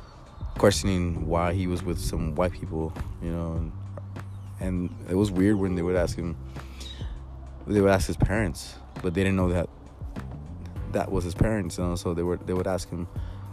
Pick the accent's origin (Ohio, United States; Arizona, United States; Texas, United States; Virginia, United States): Texas, United States; Laredo; And we're from Laredo, Texas. We're in a small ass town here in Texas, you know, next to the border, next to Mexico.